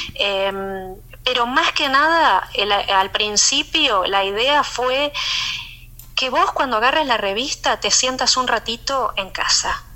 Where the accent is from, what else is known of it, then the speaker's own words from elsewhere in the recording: Argentina; moved away; siendo argentina tenía mucha afinidad con, con, otros argentinos